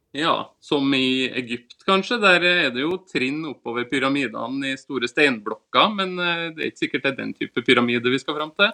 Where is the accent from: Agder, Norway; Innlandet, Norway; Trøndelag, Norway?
Trøndelag, Norway; Levanger; accent: Trøndersk; now in Asker, Norway; Men jeg er jo egentlig trønder